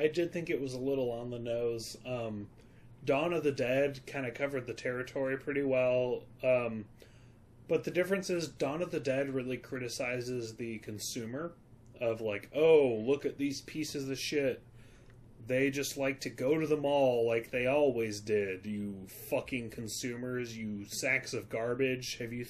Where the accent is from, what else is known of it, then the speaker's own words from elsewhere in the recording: London, United Kingdom; I'm British. I'm from London.